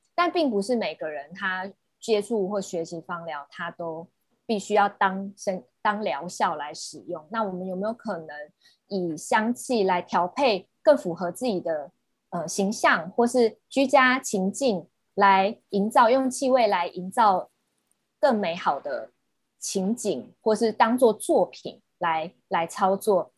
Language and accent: Chinese; Taiwan; 近期也会在我们台湾这边推广起来